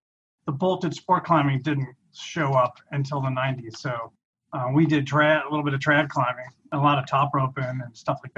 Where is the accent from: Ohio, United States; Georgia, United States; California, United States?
Ohio, United States; Cincinnati; moved away as an adult; also born or lived in Seattle; I'm originally from Cincinnati